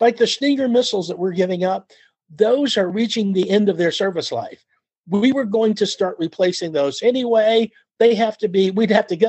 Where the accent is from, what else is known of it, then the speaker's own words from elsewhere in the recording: United States; also born or lived in California; as an American